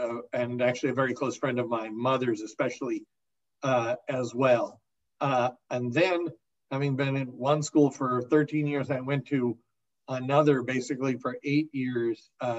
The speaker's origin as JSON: {"language": "English", "town": "New York City", "region": "New York", "country": "United States", "tie": "born or raised there", "said": "I grew up in Riverdale, New York, the Northwest Bronx"}